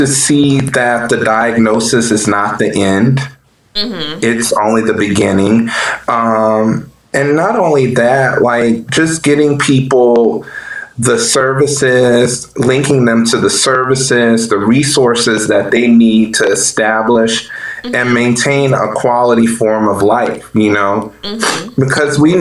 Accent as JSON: {"language": "English", "town": "New Orleans", "region": "Louisiana", "country": "United States", "tie": "born or raised there", "moved": "as an adult", "said": "I am from New Orleans, Louisiana, born and raised"}